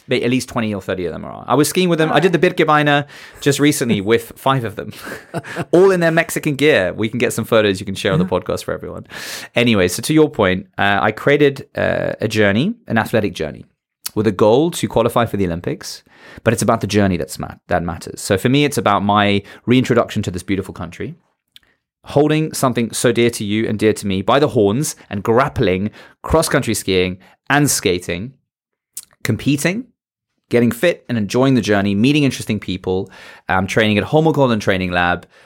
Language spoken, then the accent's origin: English; South Africa; accent: British; And I come from South Africa, if you did or didn't know listening to this. Uh, yeah, I come from South Africa. Yeah. I know I have a British accent because I went to school there. But I'm South African.